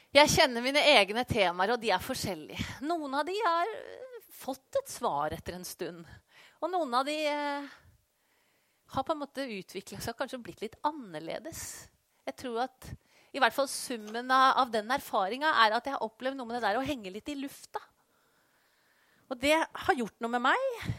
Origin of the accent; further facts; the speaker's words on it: Skien, Telemark, Norway; moved away as an adult; also born or lived in Colombia; bodde i Skien, der jeg kommer fra